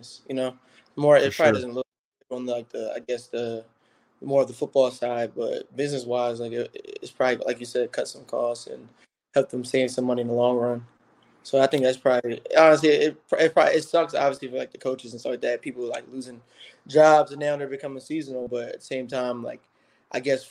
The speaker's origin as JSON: {"language": "English", "town": "Philadelphia", "region": "Pennsylvania", "country": "United States", "said": "So in Pennsylvania, I'm from Philadelphia"}